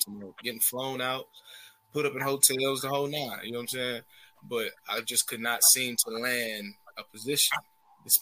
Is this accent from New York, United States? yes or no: no; Smyrna, Georgia, United States; also born or lived in China; I'm from Smyrna specifically